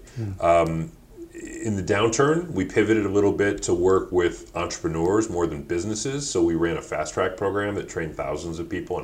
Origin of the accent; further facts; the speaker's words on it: Detroit, Michigan, United States; also born or lived in Ann Arbor, Michigan / London; I'm originally born and raised in Detroit, although grew up half the time in Ann Arbor